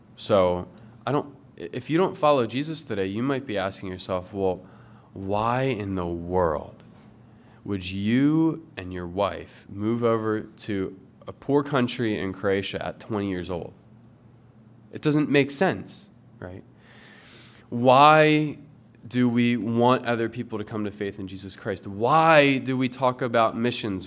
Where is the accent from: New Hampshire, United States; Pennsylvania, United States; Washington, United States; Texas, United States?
Pennsylvania, United States; Willow Grove; moved away; I'm from Willow Grove